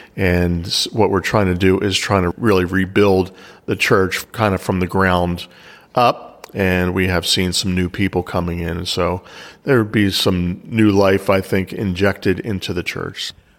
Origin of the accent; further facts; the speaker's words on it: Pennsylvania, United States; also born or lived in Philadelphia, Pennsylvania; I was basically raised an hour outside of Philadelphia